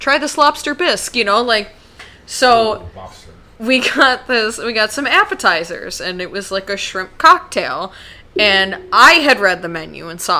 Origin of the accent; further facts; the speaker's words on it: Western New York, United States; Because I grew up in Western New York.